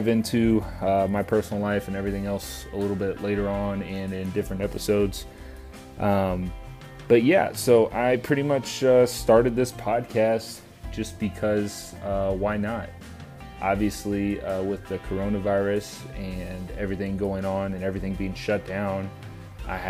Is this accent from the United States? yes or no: yes; Pensacola, Florida, United States; I grew up in Pensacola, Florida. Went to high school there